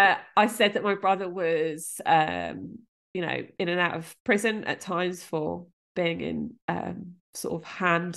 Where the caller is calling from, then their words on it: Gosport, South East England, United Kingdom; I'm calling from Grove Road phone box.